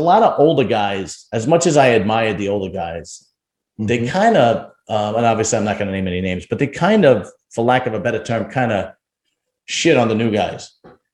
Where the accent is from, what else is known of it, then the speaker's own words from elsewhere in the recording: New York City, New York, United States; now in New Jersey, United States; I grew up in Brooklyn